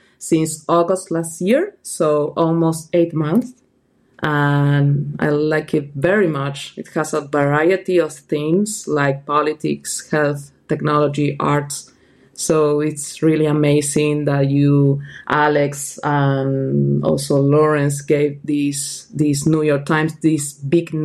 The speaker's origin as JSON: {"language": "English", "country": "Argentina", "moved": "yes", "said": "I am originally from Argentina"}